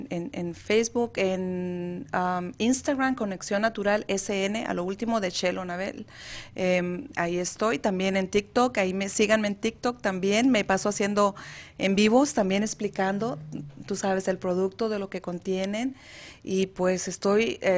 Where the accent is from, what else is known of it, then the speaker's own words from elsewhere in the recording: Mexicali, Baja California, Mexico; Yo soy de Mexicali, Baja California. Ah. Orgullosamente Cachanilla.